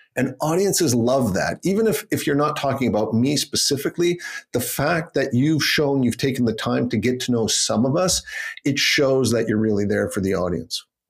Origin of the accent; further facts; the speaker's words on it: Canada; moved away as an adult; also born or lived in Toronto, Canada; now in Geneva, Switzerland; I'm from Canada and I'm trained as a lawyer